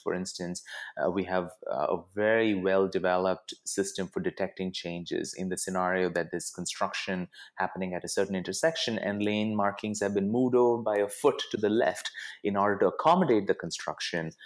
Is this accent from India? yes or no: yes; Bangalore, Karnataka, India; moved away as an adult; also born or lived in Pittsburgh, United States / Bay Area, United States; now in United States; I grew up in India. I mo-, I grew up in Bangalore